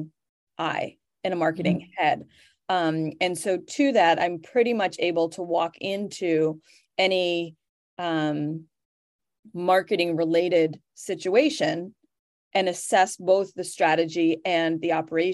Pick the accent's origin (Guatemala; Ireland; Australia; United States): United States; New England; I'm from the New England area